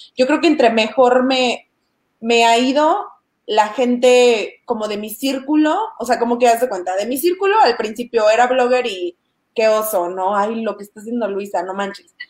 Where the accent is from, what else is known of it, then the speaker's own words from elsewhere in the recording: Chiapas, Mexico; a mí me encanta decir que soy de Chiapas